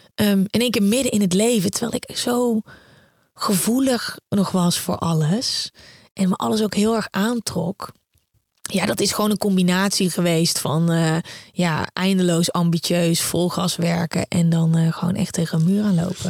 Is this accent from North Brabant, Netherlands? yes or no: yes; Uden, North Brabant, Netherlands; moved away; also born or lived in The Hague; ik kom uit Uden, eh, een klein stadje in Brabant.